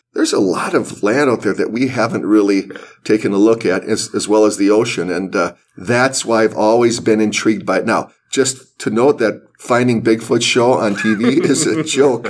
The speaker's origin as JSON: {"language": "English", "town": "Los Angeles", "region": "California", "country": "United States", "tie": "born or raised there", "said": "I was raised in Los Angeles during the 60s and 70s"}